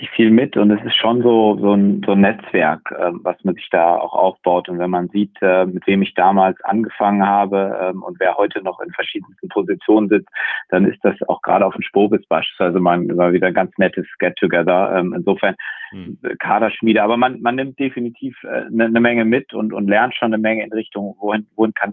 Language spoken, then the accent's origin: German; Bremen, Germany; als Bremer ist man ja arg gebeutelt.